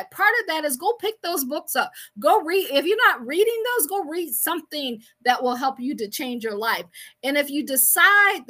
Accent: Akron, Ohio, United States; I am from Akron, Ohio

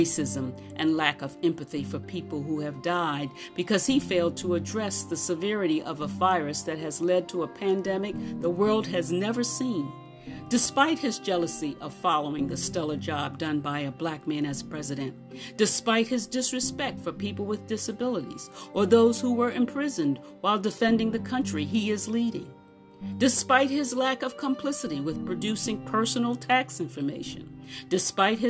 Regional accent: United States; I was from the United States

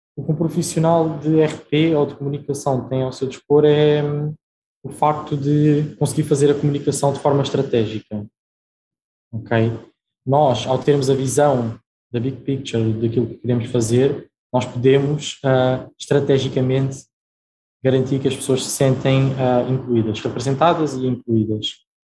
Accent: Portugal; also born or lived in Brazil; Eu uh, nasci no Brasil, e vim para Portugal com a minha família muito novo, tinha 4 anos

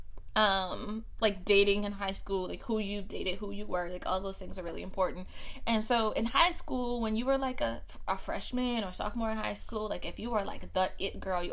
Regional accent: New Orleans, Louisiana, United States; I am from New Orleans.

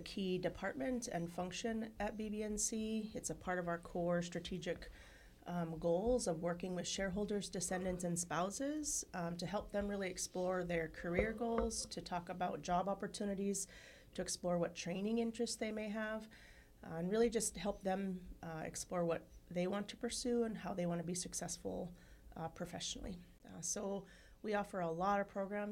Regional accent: Dillingham, Alaska, United States; My family comes from Kakdagru, which is Kotzebue, and I grew up in Chogiung in Dillingham.

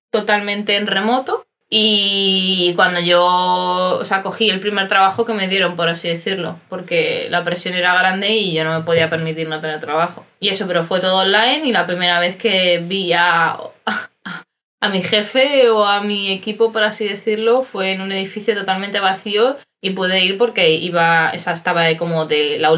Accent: Spain; now in Germany; Es verdad que Raquel y, yo somos españolas

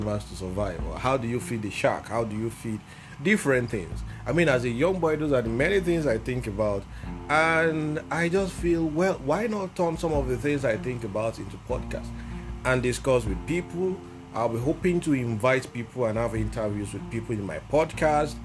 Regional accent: Ogun State, Nigeria; I am from Ogun State, Nigeria

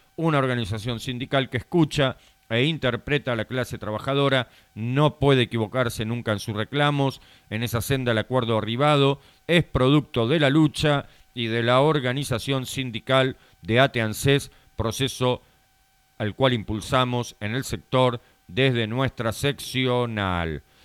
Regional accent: Argentina; como bien argentino que somos

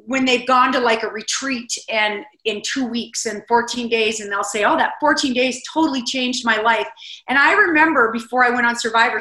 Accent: South Dakota, United States; the people of South Dakota that did this for me. I mean, my hometown put on this huge fundraiser

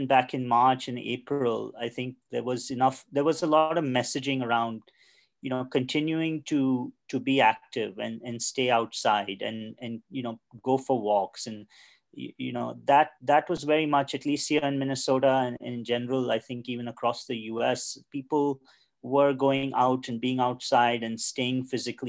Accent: Mumbai, Maharashtra, India; I grew up in Mumbai in India

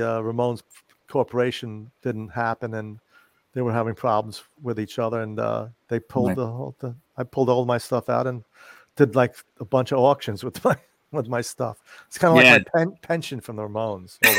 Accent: New York City, New York, United States; I grew up in Forest Hills

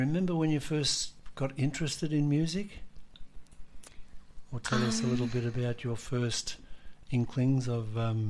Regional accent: Australia; we Australians have learnt so much in the past

